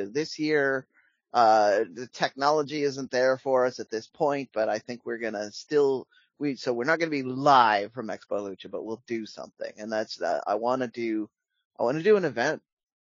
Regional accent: Pacific Northwest, United States; I'm from the Pacific Northwest

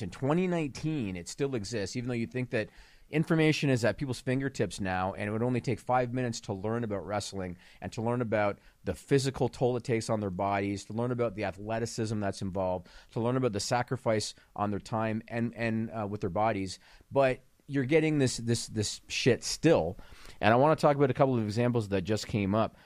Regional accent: Canada; as a Canadian

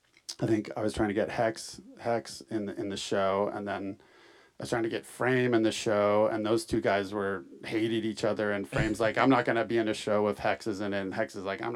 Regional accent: San Francisco, California, United States; also born or lived in Oakland / Los Angeles; I grew up in San Francisco

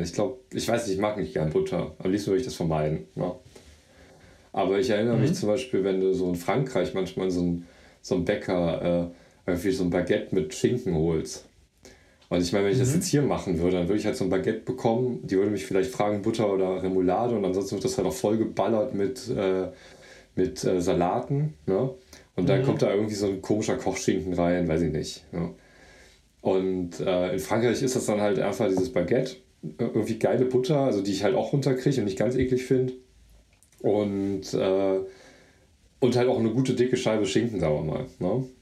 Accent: Mönchengladbach, North Rhine-Westphalia, Germany; also ich bin ja in Gladbach groß geworden, Mönchengladbach

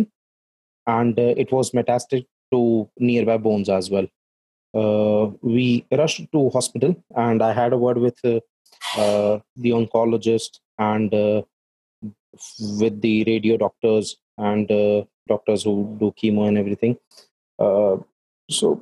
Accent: Jaipur, Rajasthan, India; I am from Jaipur

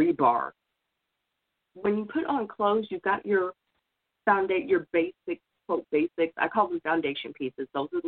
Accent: Oklahoma, United States; moved away; I'm originally from Oklahoma

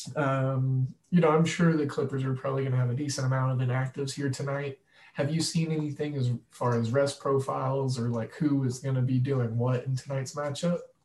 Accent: United States; I grew up in it in Big 12 County

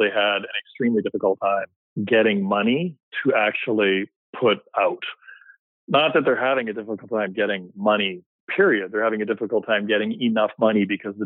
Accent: Vancouver, British Columbia, Canada; basically born and raised in Vancouver

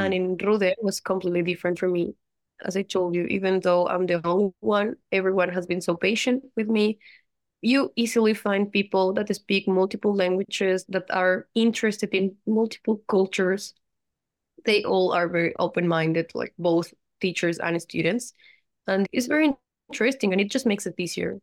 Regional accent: Colombia; moved away as an adult; now in Moscow, Russia; I'm from Colombia

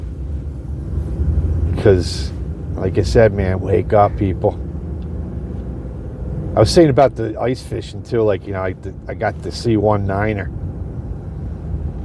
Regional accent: New York, United States; we're from New York

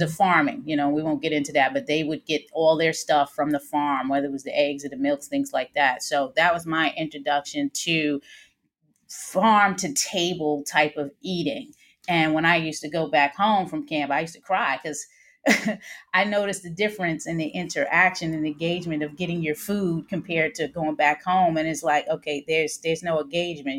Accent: New York City, New York, United States; also born or lived in New Jersey; now in Maryland, United States; I grew up in the New York City housing project in the South Bronx

